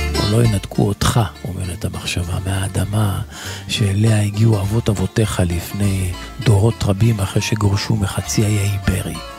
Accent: Israel; אנחנו כישראלים

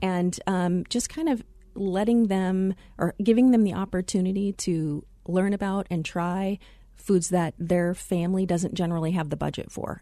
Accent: Glendale, Arizona, United States; also born or lived in Chicago area, Illinois; I had the pleasure of growing up in the Glendale area

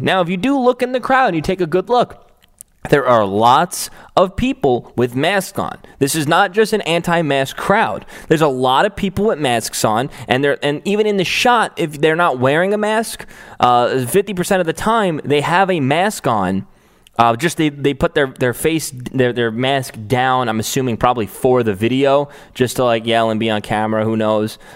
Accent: New York City, New York, United States; moved away; This is my hometown, Staten Island

